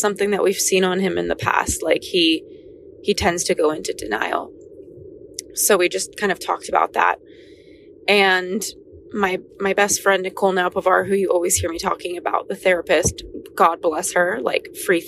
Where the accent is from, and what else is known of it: Los Angeles, California, United States; born or raised there